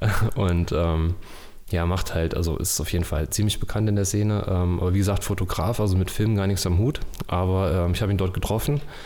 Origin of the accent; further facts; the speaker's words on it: Erfurt, Thuringia, Germany; Ich komme aus Erfurt und bin freiberuflicher Filmemacher